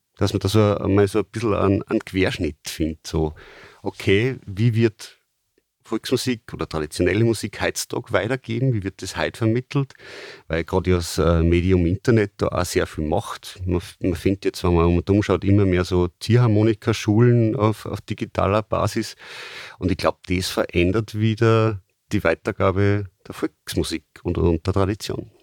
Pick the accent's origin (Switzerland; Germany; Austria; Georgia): Austria; bei uns in Österreich